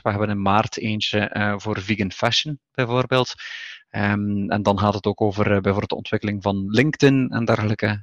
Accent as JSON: {"language": "Dutch", "region": "Flanders", "country": "Belgium", "also_born_or_lived": "Barcelona, Spain", "moved": "as an adult", "lives_now": "Cantabria, Spain", "said": "ik ben van oorsprong Vlaming hè, in België"}